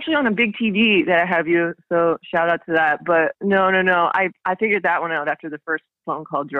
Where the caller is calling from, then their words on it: London, United Kingdom; I'm calling from London and calling off of Skype.